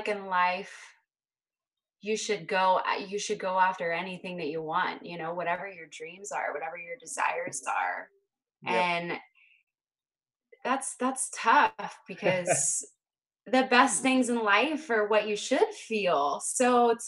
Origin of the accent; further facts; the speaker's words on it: Hershey, Pennsylvania, United States; now in Northern California, United States; I'm originally from Hershey, Pennsylvania, and now I reside in Northern California.